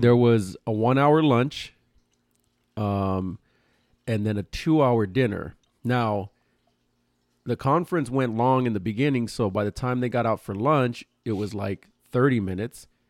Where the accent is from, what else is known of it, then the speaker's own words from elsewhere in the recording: Los Angeles, California, United States; we're from L